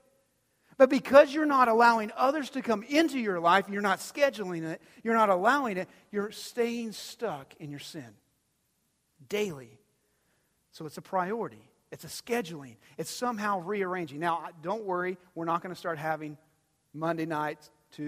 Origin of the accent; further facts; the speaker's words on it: Dumas, Texas, United States; I grew up in Dumas, Texas